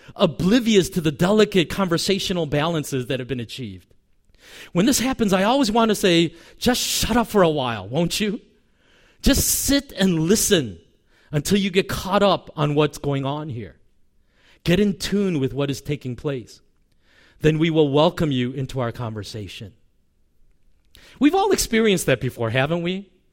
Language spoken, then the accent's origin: English; United States; also born or lived in Korea; when I was four, we moved to America from Korea